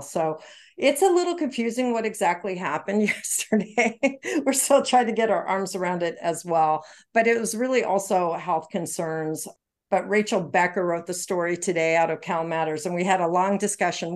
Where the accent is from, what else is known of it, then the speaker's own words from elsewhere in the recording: Canada; moved away; Canadian, remember, I'm from Canada.